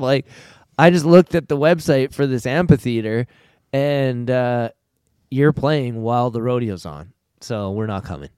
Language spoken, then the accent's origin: English; Alberta, Canada; I'm from Alberta